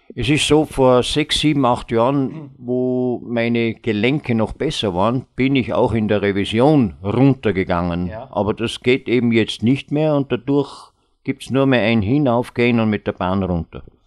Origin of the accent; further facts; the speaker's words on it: Vorarlberg, Austria; ich als Vorarlberger